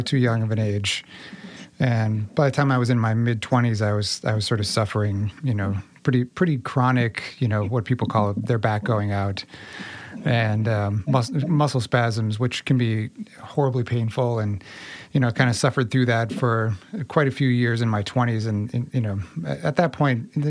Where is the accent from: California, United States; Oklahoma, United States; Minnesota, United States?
Minnesota, United States; Minneapolis; moved away as an adult; also born or lived in New York; I was in New York for 13 years, grew up in Minneapolis